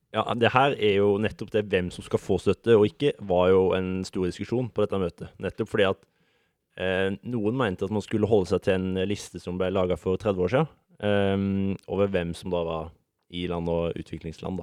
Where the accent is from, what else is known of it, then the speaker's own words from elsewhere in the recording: Sørlandet, Norway; now in Oslo, Norway; Jeg er ikke fra Oslo, jeg er fra det glade Sørland